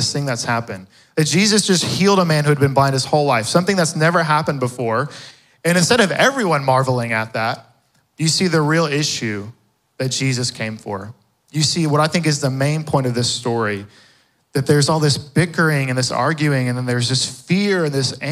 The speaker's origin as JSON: {"language": "English", "town": "Fort Worth", "region": "Texas", "country": "United States", "tie": "born or raised there", "said": "I grew up in the west side of Fort Worth"}